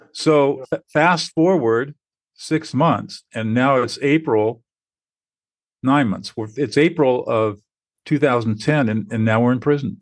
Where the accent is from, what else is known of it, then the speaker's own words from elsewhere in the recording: Southern California, United States; I grew up in Southern California